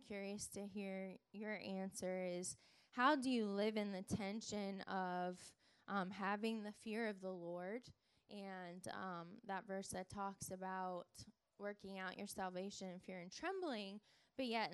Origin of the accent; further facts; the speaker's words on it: Denver, Colorado, United States; moved away; also born or lived in Kansas City, Missouri; I actually just moved from Kansas City, Missouri, but I'm from Denver